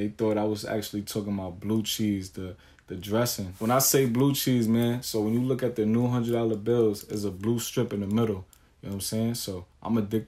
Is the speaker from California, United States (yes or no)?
no; New York City, New York, United States; I was born and raised in Staten Island.